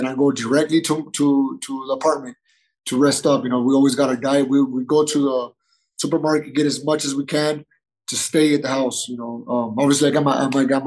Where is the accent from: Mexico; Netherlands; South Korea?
Mexico; Nogales, Sonora; moved away; also born or lived in San Diego / Guadalajara; I'm originally from Nogales, Sonora